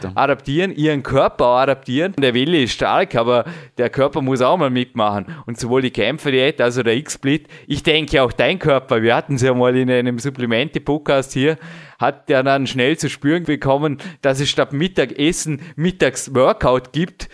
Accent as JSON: {"language": "German", "country": "Austria", "said": "bei uns in Österreich"}